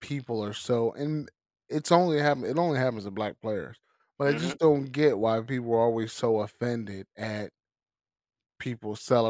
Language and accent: English; Baltimore, Maryland, United States; Yeah, I mean, you know, I'm from Baltimore. I ain't never going to apologize for being who I am.